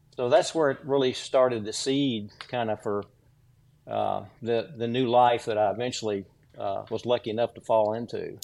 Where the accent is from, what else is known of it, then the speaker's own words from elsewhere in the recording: Williamson County, south of Franklin, Tennessee, United States; I grew up in uh, rural, rural Williamson County, uh, south of Franklin, Tennessee, on a farm